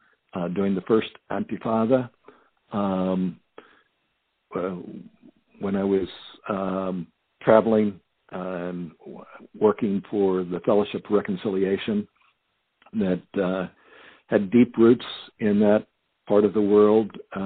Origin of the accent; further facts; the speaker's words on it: United States; being an American living in the United States